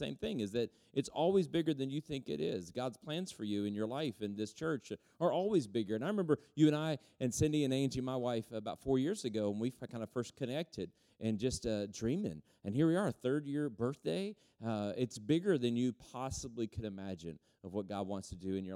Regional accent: Texas, United States; we're from Texas, my son and I, my oldest son, and we've got three boys

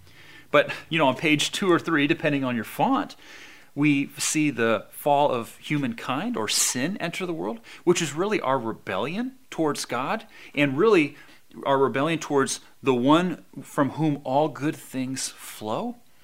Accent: Albany, California, United States; also born or lived in San Diego; when I grew up in San Diego, I was raised there until about 11 years old when my family moved to the Bay Area, the East Bay, over there by Berkeley, a little town called Albany, which is really where I was more or less raised.

